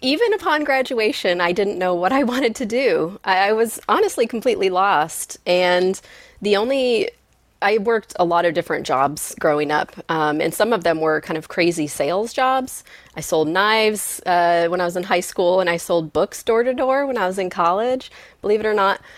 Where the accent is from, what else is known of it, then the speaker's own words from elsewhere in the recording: Michigan, United States; I grew up in Michigan